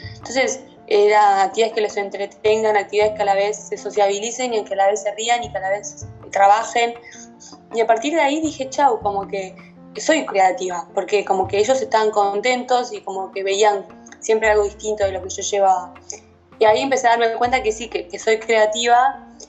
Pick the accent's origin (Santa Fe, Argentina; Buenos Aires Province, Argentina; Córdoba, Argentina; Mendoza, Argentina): Buenos Aires Province, Argentina; La Plata; soy de La Plata, City Argentina